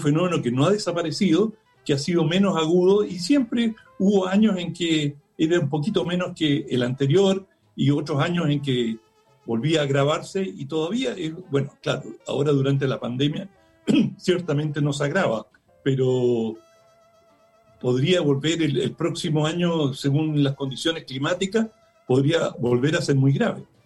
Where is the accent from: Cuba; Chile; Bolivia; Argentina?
Chile; como chilenos